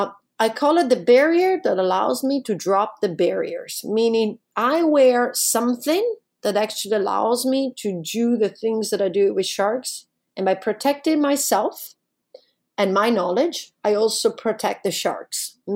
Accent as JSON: {"language": "English", "region": "Alaska", "country": "United States", "said": "Well, I'm from Alaska. I don't have a problem with that."}